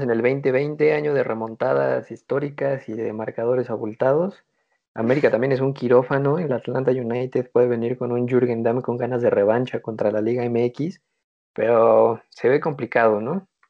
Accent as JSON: {"language": "Spanish", "country": "Mexico", "said": "mi país"}